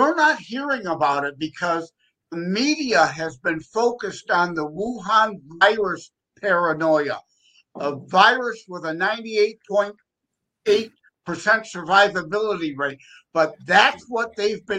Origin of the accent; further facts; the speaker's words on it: Detroit, Michigan, United States; I'm from the Detroit, Michigan area